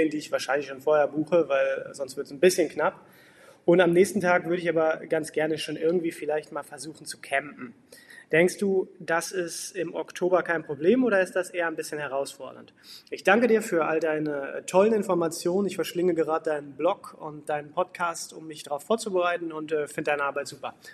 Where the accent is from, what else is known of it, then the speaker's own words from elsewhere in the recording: Hamburg, Germany; Moin Peter … aus Hamburg und ich habe äh, zwei Fragen.